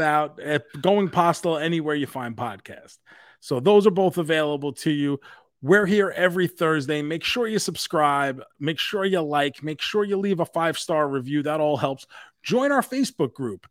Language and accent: English; New York City, New York, United States; Queens, New York for ICW right. No Holds Barred, a special wrestling appearance in my hometown